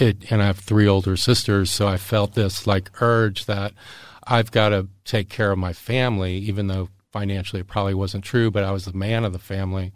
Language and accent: English; Jacksonville, Florida, United States; also born or lived in Erie, Pennsylvania; I grew up in Jacksonville, Florida. And, uh, my, I'd, I was actually born in, in Erie, Pennsylvania, and my family moved down to Florida when I was two. So Jacksonville's my hometown